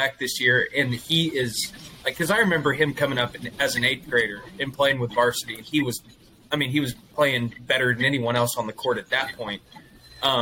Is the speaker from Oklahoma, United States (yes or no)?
yes; Bartlesville, Oklahoma, United States; we're all from Bartlesville, Oklahoma